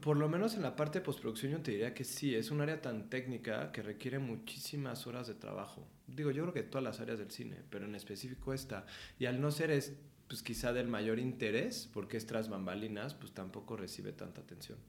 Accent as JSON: {"language": "Spanish", "region": "Mexico City", "country": "Mexico", "tie": "born or raised there", "said": "Nací aquí en la Ciudad de México"}